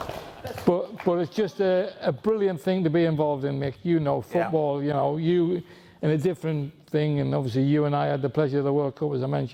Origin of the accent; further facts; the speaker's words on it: Newcastle upon Tyne, North East England, United Kingdom; moved away; also born or lived in Vancouver, Canada; I was a Geordie. Bit of a Canadian one